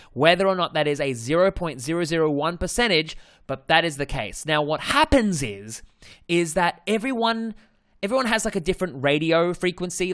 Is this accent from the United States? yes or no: no; Australia; accent: Australian; my Australian accent